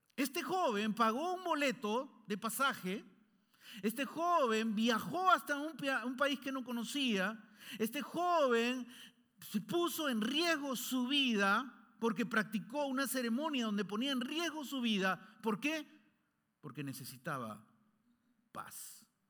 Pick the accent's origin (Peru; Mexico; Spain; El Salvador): Peru; born or raised there; moved away